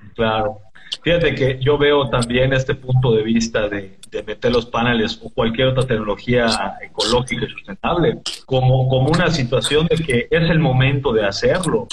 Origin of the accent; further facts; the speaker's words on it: Mexico; Como mexicanos